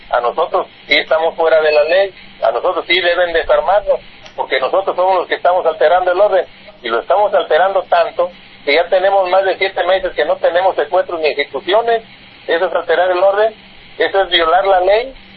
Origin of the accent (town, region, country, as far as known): Tepalcatepec, Michoacán, Mexico